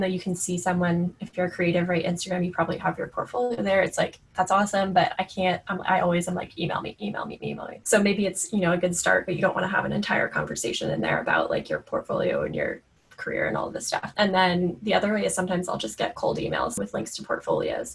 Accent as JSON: {"language": "English", "region": "Florida", "country": "United States", "tie": "born or raised there", "moved": "yes", "said": "I grew up in Florida actually on a horse ranch"}